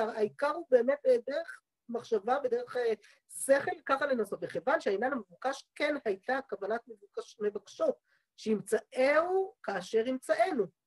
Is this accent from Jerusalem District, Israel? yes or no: yes; Jerusalem, Jerusalem District, Israel; בעיר העתיקה, איפה שגדלתי, יש בית כנסת קראי עד היום